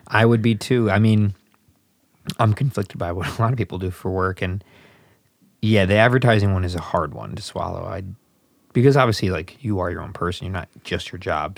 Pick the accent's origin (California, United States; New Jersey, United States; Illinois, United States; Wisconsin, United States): Illinois, United States; Southwest suburbs of Chicago; accent: Chicago; I'm from the Southwest suburbs